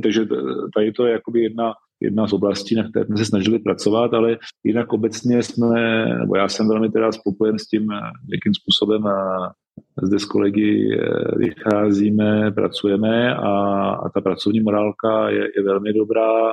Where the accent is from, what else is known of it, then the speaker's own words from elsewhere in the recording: Czechia; moved away as an adult; now in Madagascar; já jsem Čech a Čechem, Čechem vždycky budu